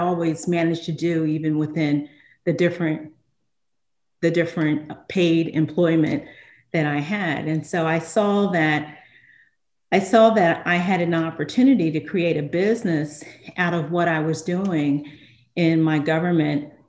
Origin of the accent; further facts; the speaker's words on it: Philadelphia, Pennsylvania, United States; now in Delaware, United States; I grew up in Philadelphia